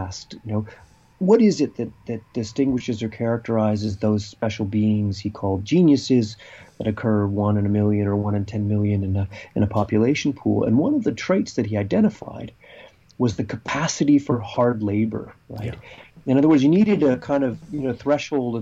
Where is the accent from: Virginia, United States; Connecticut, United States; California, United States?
California, United States; growing up in California in the 1970s